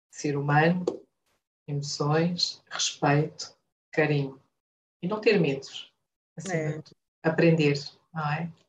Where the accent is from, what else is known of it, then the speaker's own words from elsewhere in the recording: Angola; also born or lived in Portugal; Nasci em Portugal, mas fui criada em Angola. Sou a mais velha de cinco irmãos.